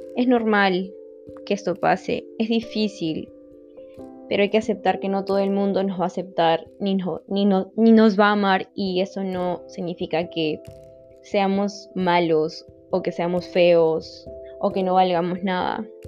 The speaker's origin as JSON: {"language": "Spanish", "region": "Lima", "country": "Peru", "said": "soy de Lima, Perú"}